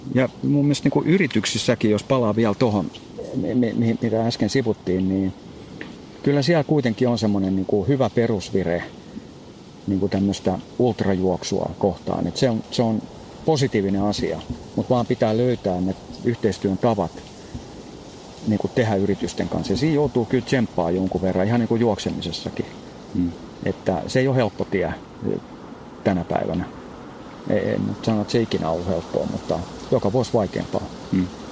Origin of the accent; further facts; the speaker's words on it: Espoo, Uusimaa, Finland; kotona täällä Espoossa